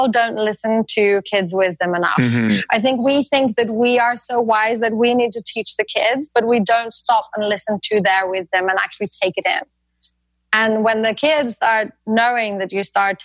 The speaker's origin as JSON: {"language": "English", "country": "Norway", "said": "I'm from Norway"}